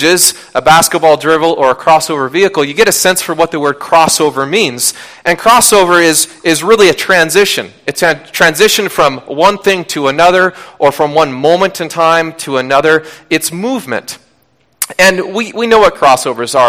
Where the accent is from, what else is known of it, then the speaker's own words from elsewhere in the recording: Washington, United States; I grew up in Washington State